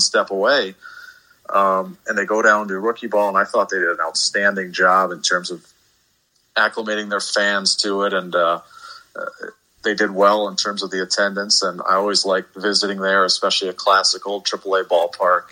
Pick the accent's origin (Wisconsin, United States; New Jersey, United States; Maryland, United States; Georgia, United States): Wisconsin, United States; Beloit; growing up in the Beloit area